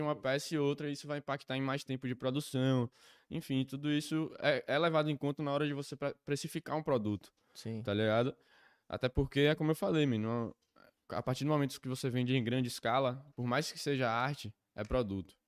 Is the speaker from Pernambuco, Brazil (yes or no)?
yes; Recife, Pernambuco, Brazil; eu sou de Recife